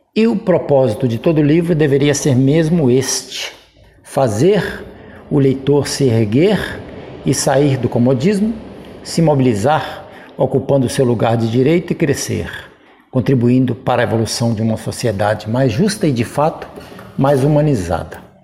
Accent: Nova Era, Minas Gerais, Brazil; born or raised there

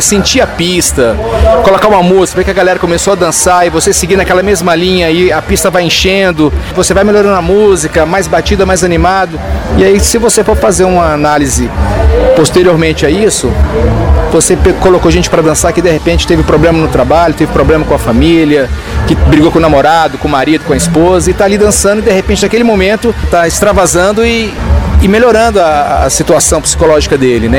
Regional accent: São Paulo, Brazil; now in Brasília, Brazil; sou de São Paulo, trabalhei nas casas noturnas de São Paulo

